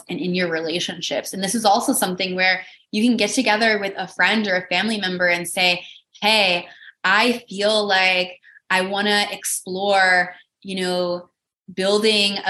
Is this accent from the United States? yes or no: yes; Midwest, United States; moved away; a market in the Midwest where I grew up